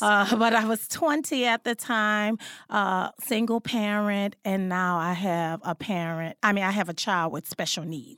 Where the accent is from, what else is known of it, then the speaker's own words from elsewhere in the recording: New Orleans, Louisiana, United States; I was born and raised in New Orleans, Louisiana